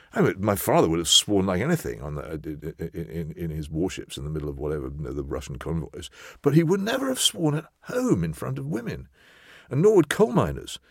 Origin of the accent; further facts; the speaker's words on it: England, United Kingdom; It's part of being English, as far as I'm concerned. I couldn't be anything else